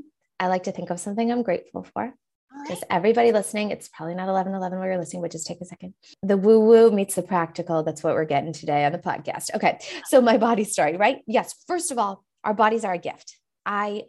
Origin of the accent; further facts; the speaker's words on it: New Hampshire, United States; I'm from New Hampshire